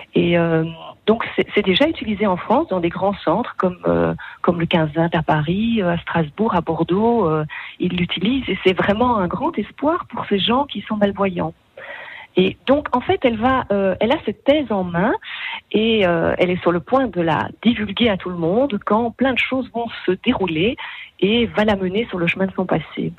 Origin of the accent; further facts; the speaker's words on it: Belgium; chez nous, en Belgique